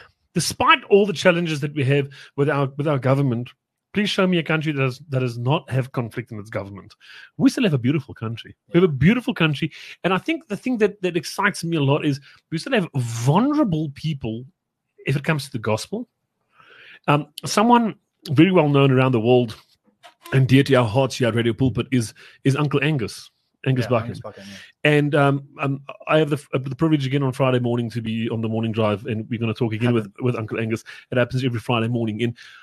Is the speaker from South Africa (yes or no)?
yes; South Africa; we're still South African, my friend.